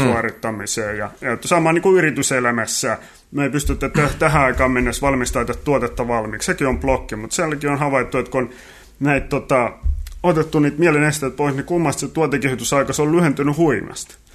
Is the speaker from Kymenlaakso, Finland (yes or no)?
yes; Kotka, Kymenlaakso, Finland; moved away as an adult; also born or lived in Tampere; Kotkasta alun perin ollaan kotoisin tosiaan